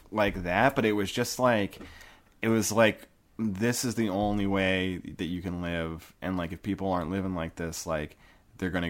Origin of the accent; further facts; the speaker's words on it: United States; born there; I'm only a Christian because I was born in the United States, you know, like where I was born.